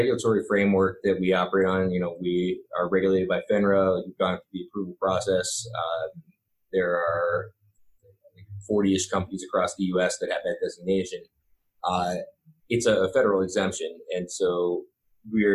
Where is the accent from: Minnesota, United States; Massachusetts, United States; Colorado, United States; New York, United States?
Massachusetts, United States; Boston; I was from Boston